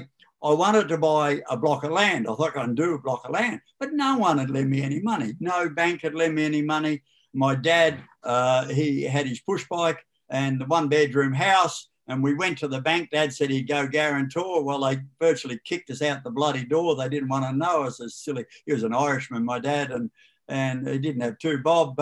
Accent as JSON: {"language": "English", "country": "Australia", "tie": "born or raised there", "moved": "yes", "lives_now": "Beechworth, Australia", "said": "I was brought up in Tokemoor"}